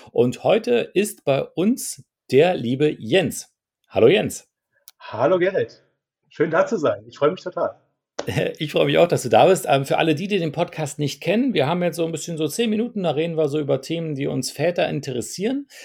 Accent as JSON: {"language": "German", "town": "Heidelberg", "region": "Baden-Württemberg", "country": "Germany", "said": "ich bin aus Heidelberg."}